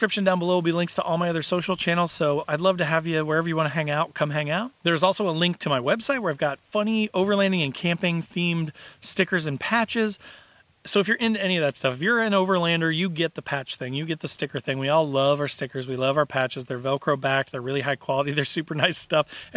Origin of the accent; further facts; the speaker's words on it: Indiana, United States; I'm from Indiana, I'm Midwestern